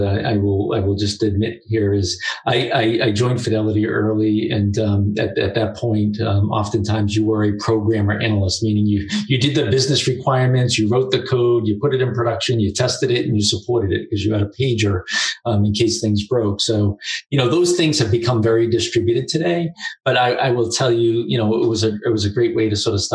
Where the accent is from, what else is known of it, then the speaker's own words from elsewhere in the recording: Boston, Massachusetts, United States; I grew up in Boston, just outside of Boston